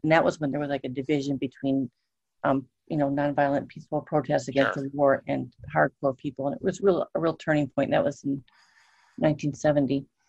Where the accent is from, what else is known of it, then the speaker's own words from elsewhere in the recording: Madison, Wisconsin, United States; also born or lived in New York; My parents are from New York, and I was born in New York and spent my potty training years there. And I moved to Madison, Wisconsin when I was 4.